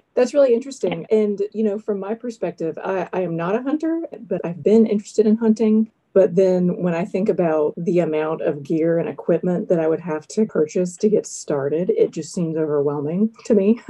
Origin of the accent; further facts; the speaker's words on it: South Carolina, United States; I grew up in South Carolina